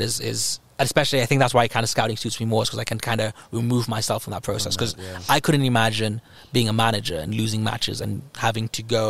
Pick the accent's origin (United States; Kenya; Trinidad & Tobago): Kenya; as a Kenyan